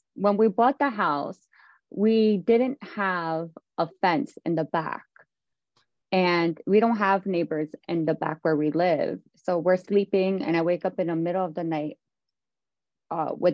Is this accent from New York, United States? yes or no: yes; Brentwood, New York, United States; moved away as an adult; also born or lived in Mastic, New York; now in Florida, United States; I born and raised in Brentwood, New York